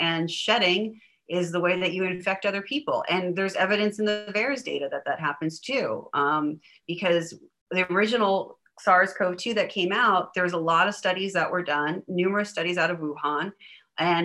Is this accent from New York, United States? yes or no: yes; New York, United States; moved away; I'm from New York originally